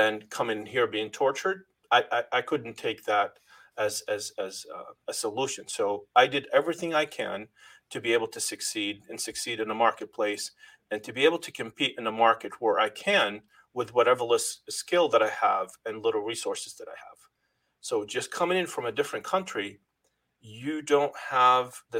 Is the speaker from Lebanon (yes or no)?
yes; Lebanon; moved away as an adult; now in New England, United States; I first came from Lebanon, landed in Boston, and never looked back, never went back to my home country